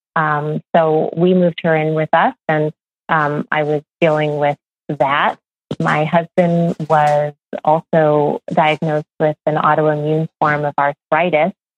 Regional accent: Midwest, United States; I grew up in the Midwest

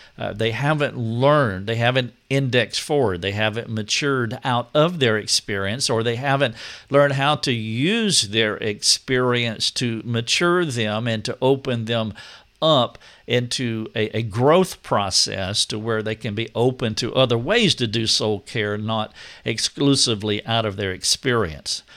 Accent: United States; we all are Americans

